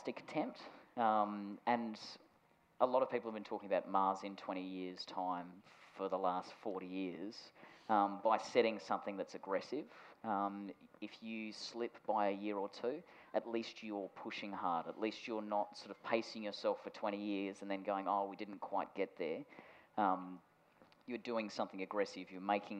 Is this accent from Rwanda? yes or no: no; Australia; I was told when I was seven that because I was born in Australia, I could never join NASA